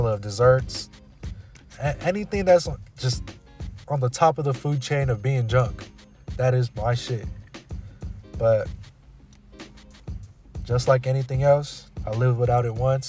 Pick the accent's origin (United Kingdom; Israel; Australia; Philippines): Philippines; And you know how grandma be sometimes, you know, especially being Filipino, you always gotta eat.